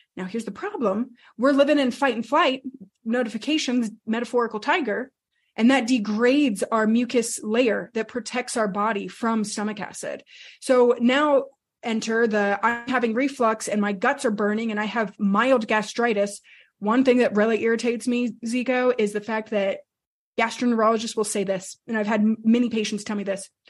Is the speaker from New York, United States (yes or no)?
no; New Mexico, United States; We grew up, my, my brother and I, we grew up in New Mexico